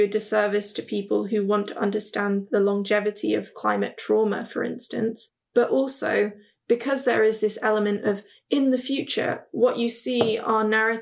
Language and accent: English; Hong Kong; I'm actually from Hong Kong